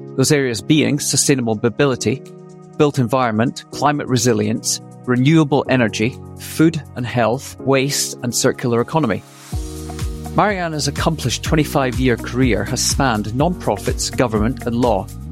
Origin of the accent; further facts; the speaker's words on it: Scotland, United Kingdom; also born or lived in New York; now in Austin, United States; I see myself as a Scot, but a, a natural, a natural New Yorker